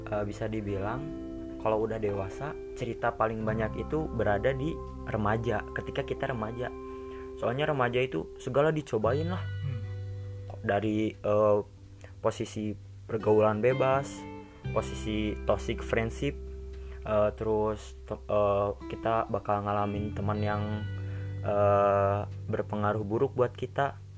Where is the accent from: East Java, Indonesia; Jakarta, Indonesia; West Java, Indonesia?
West Java, Indonesia; Bandung; gue anak Bandung ya jadi maklum lah kalau agak nggak pantas kalau ngomong lu gue ya